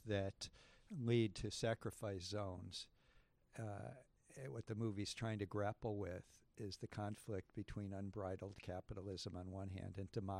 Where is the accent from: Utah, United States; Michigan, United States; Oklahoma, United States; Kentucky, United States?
Michigan, United States; Detroit; I grew up in Detroit, and, you know, I knew Michael Moore before that first movie